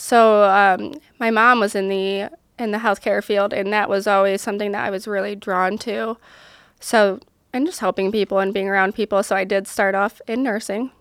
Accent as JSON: {"language": "English", "town": "Rochester", "region": "New York", "country": "United States", "tie": "born or raised there", "moved": "as an adult", "said": "I grew up in upstate New York"}